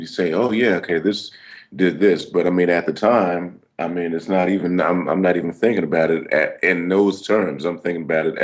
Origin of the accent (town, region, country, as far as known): California, United States; born or raised there